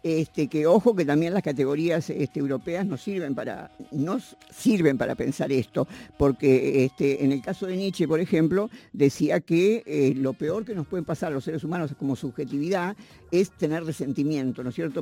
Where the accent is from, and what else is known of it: Argentina